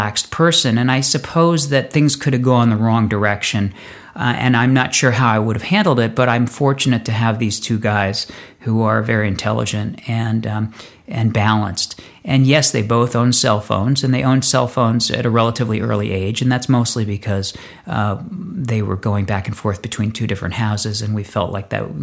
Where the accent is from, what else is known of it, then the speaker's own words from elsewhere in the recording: Northeast, United States; moved away as an adult; now in Los Angeles, United States; I grew up in the Northeast and started out my life loving snow and loving skiing